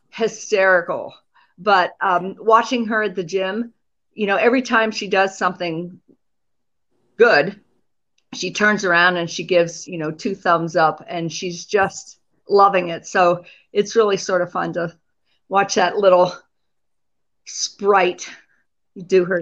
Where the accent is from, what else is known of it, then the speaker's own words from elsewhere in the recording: Pennsylvania, United States; I grew up in Pennsylvania